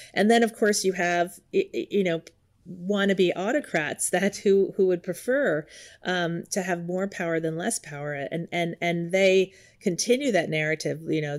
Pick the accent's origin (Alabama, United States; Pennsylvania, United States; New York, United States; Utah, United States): New York, United States; Yonkers; now in California, United States; I grew up in just outside of New York City in Yonkers, New York. But I've lived in California the last 25 years